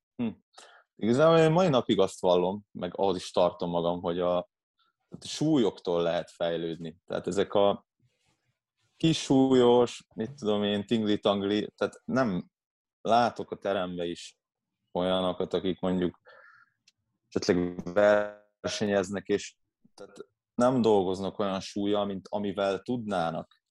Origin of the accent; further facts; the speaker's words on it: Vác, Pest, Hungary; Itt Vácon, Vácon, én Váci vagyok